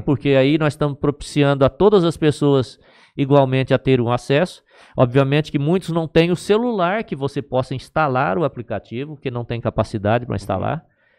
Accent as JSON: {"language": "Portuguese", "town": "Aspásia", "region": "São Paulo", "country": "Brazil", "said": "Eu era de Aspásia e eu tinha um município, Aspásia era distrito"}